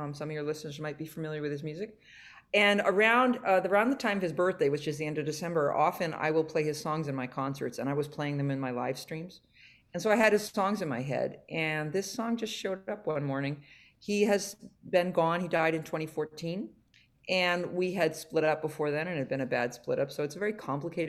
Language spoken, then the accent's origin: English; New Hampshire, United States; moved away as an adult; also born or lived in Utah / Boston, Massachusetts; I grew up in New Hampshire